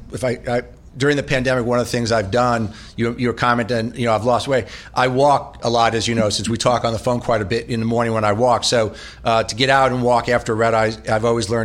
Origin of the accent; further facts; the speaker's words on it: Tenafly, New Jersey, United States; I grew up outside of New York in Tenafly, New Jersey